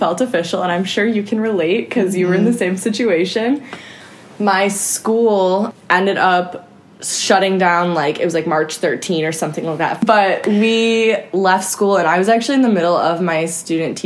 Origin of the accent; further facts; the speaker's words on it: Chicago, Illinois, United States; I'm from the south suburbs of Chicago, born and raised